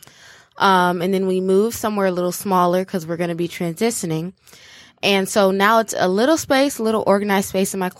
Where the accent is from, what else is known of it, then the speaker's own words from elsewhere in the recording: Ferndale, Michigan, United States; also born or lived in Detroit, Michigan; now in Ann Arbor, United States; I grew up in Ferndale, which is a small town